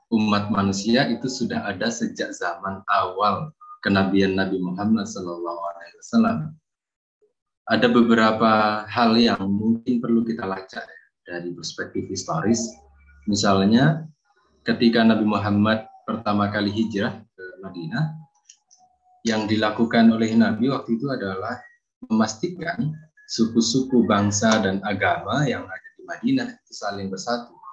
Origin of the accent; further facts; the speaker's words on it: Boyolali, Central Java, Indonesia; now in Kalasan, Indonesia; Saya asli dari Boyolali. Saat ini saya tinggal di Kalasan, Yogyakarta.